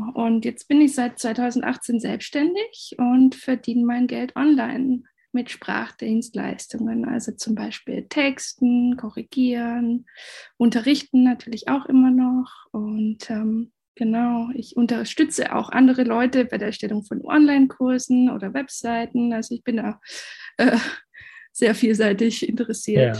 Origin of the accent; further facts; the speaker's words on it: Black Forest, Baden-Württemberg, Germany; also born or lived in Asia / China; ich komme aus dem Schwarzwald, bin Halbspanierin